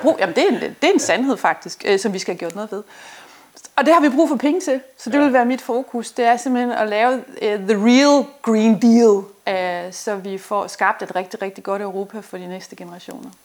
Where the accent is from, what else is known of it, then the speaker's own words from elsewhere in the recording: Denmark; vi som danskere